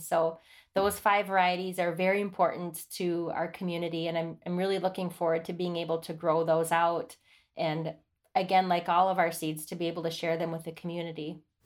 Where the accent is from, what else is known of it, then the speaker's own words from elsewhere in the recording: Oneida Reservation, Wisconsin, United States; I'm Oneida, and I grew up near Duck Creek that runs through the Oneida Reservation